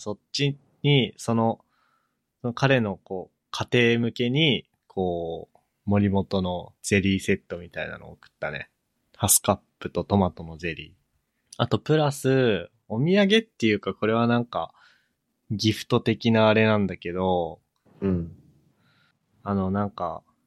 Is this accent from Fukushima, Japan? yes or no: no; Chitose, Hokkaido, Japan; moved away; 千歳出身